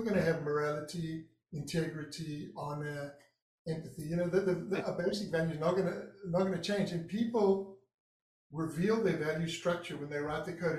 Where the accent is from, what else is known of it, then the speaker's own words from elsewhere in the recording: Durban, KwaZulu-Natal, South Africa; moved away as an adult; now in Santa Barbara, United States; it was the east coast of South Africa in Durban, my hometown.